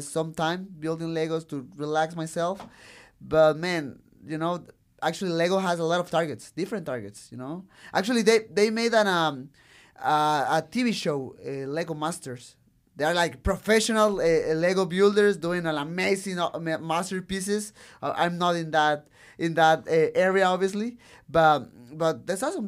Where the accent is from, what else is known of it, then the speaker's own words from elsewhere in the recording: Tijuana, Baja California, Mexico; English is a second language; I love Tijuana. I love my city.